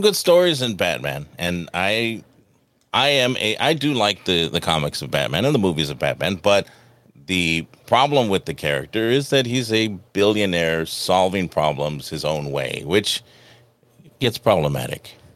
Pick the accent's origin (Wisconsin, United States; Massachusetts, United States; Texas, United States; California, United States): California, United States; Los Angeles; growing up in Los Angeles